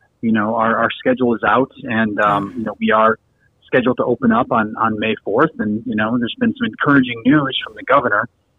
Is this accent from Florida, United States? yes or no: no; Chicago, Illinois, United States; moved away; I'm originally from Chicago.